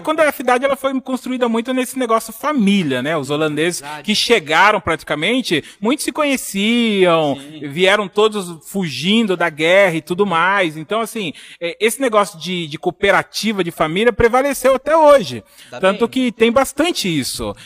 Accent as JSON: {"language": "Portuguese", "town": "Holambra", "region": "São Paulo", "country": "Brazil", "tie": "born or raised there", "said": "eu cresci aqui em Olambra, né? Minha vida inteira foi aqui na cidade"}